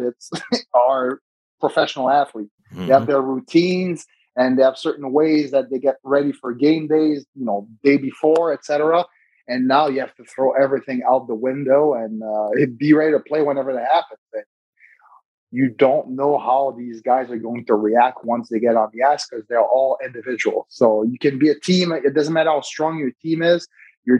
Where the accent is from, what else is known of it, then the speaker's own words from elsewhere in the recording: Montreal, Quebec, Canada; Christmas traditions in Canada growing up in Montreal.